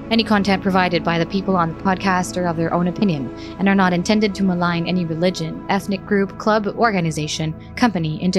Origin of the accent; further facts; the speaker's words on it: Philippines; as a foreigner growing up in the Philippines, my journey started there.